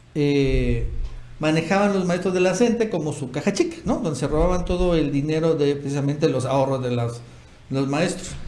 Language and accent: Spanish; Tabasco, Mexico; nosotros que somos de Tabasco